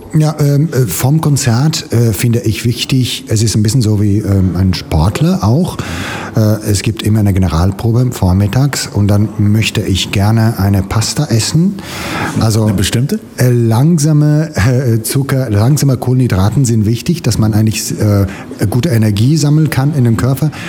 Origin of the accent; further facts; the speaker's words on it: Italy; German is a second language; now in Germany; als Italiener hier in Deutschland